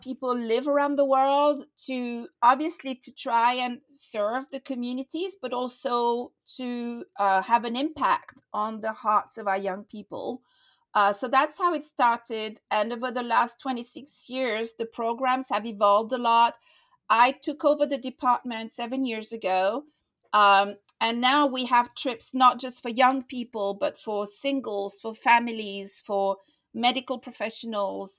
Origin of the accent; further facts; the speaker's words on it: France; moved away as an adult; also born or lived in London; I was born in France. I grew up in France and I lived there until I was 21 years old